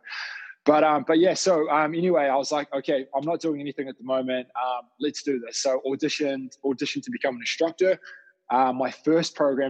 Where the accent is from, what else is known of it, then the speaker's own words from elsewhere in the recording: Dunedin, Otago, New Zealand; moved away as an adult; also born or lived in United Kingdom; now in Auckland, New Zealand; when I was down in Dunedin in my hometown studying